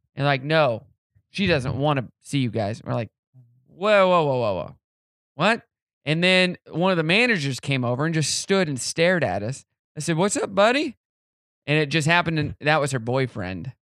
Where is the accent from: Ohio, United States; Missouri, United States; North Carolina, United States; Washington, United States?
Missouri, United States; Southwest City; moved away; I'm from Southwest City, Missouri, and that's where, um, Simmons is. So when you come into the town, you get that smell. It's like, I'm home, baby.